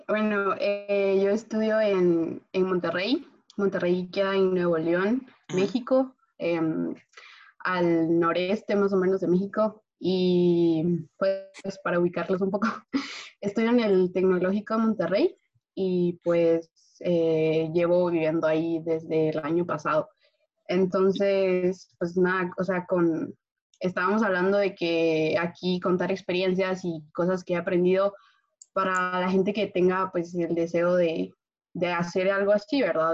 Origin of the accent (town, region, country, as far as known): Guatemala; moved away